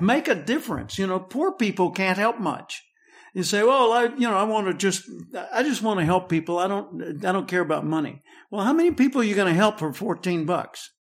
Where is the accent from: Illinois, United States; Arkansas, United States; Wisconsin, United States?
Arkansas, United States; Little Rock; I grew up in the Metli-, Methodist church in Little Rock